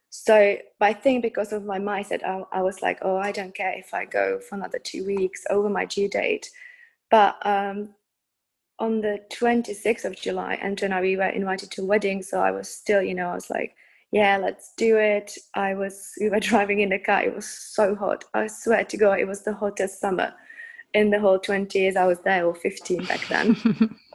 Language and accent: English; Czechia; also born or lived in United Kingdom; now in Prague, Czech Republic; I was born in the Czech Republic and then I spent um, about 20 years in the UK.